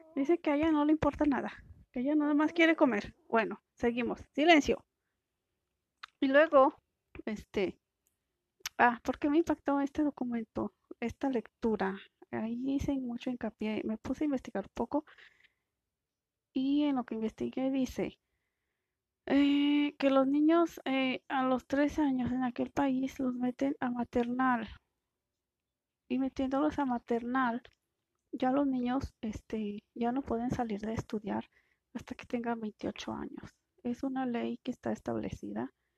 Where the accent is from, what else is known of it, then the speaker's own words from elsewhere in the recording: Mexico; aquí en México